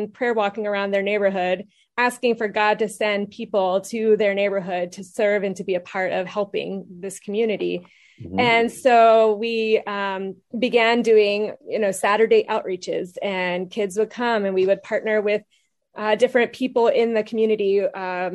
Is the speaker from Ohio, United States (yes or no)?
no; Pittsburgh, Pennsylvania, United States; moved away as an adult; also born or lived in Washington, D.C. area; I grew up in Pittsburgh, Pennsylvania